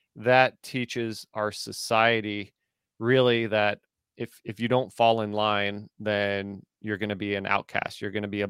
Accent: United States; the fundamental upbringing that I had as an American

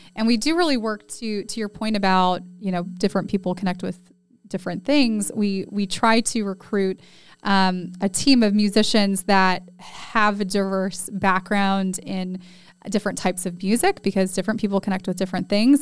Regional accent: California, United States; now in San Antonio, United States; when I moved from California, where I grew up, to San Antonio

